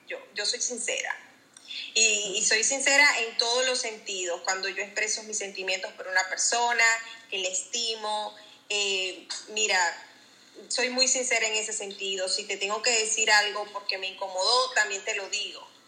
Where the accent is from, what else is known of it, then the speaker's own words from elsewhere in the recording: Venezuela; moved away as an adult; now in Jacksonville, United States; yo soy de Venezuela